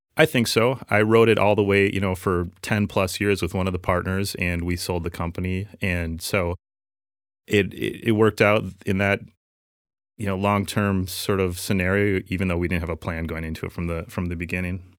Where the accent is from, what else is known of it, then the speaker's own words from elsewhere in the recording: Minnesota, United States; lifelong Minnesota boy, and um, still living here in South Minneapolis.